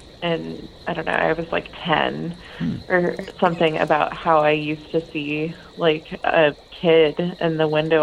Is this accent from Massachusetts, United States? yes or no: no; Salem, Oregon, United States; I grew up in Salem